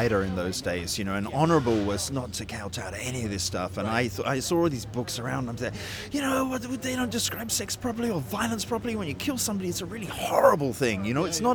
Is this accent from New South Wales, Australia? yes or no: yes; Sydney, New South Wales, Australia; moved away as an adult; also born or lived in England / United Kingdom; So I was born in England, and then we immigrated to Australia when I was about 6, and I stayed in Australia till I was about 19.